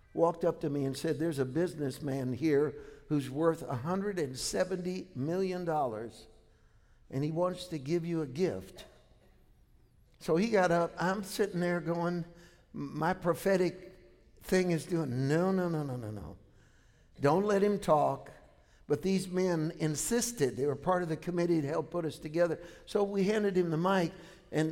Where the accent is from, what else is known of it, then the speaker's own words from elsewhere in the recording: San Francisco, California, United States; San Francisco? My hometown.